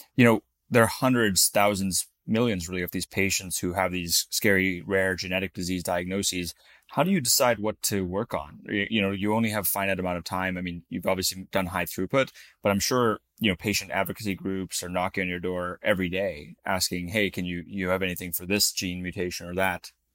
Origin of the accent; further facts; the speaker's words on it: Florida, United States; moved away; also born or lived in Utah; I grew up in Florida